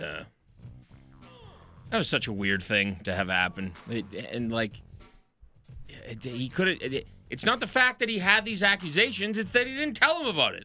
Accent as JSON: {"language": "English", "town": "Edmonton", "region": "Alberta", "country": "Canada", "said": "I'm a Canadian fellow from Edmonton and I don't have an accent."}